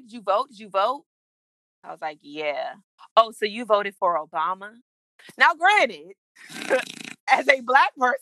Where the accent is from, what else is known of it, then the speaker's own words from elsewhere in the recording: Prince George's County, Maryland, United States; I grew up in Prince George's County